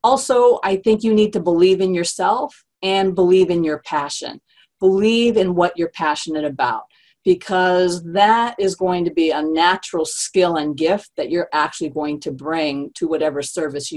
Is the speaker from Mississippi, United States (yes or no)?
no; San Jose, California, United States; I'm from San Jose, California